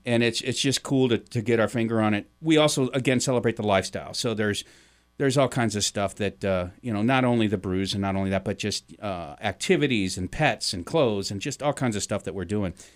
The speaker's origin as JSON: {"language": "English", "town": "St. Louis", "region": "Missouri", "country": "United States", "tie": "born or raised there", "moved": "yes", "lives_now": "Vermont, United States", "said": "I grew up in Missouri. I grew up in Saint Louis."}